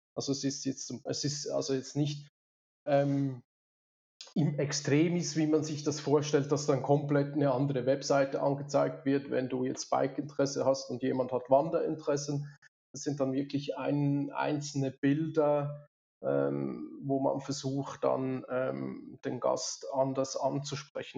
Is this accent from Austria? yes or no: no; Switzerland; moved away as an adult; now in Lenzerheide, Switzerland; 200 Kilometer weg vom eigentlichen Daheim, wo ich aufgewachsen bin, was jetzt natürlich für unsere Schweizer Verhältnisse